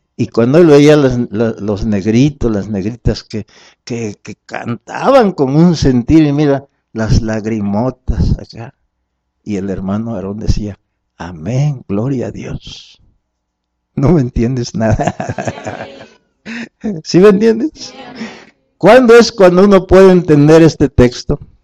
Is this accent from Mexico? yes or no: yes; Mexico; venimos de México